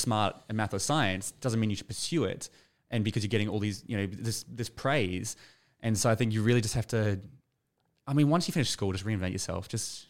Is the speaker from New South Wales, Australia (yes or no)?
yes; Sutherland Shire, New South Wales, Australia; moved away; I grew up in the Shire.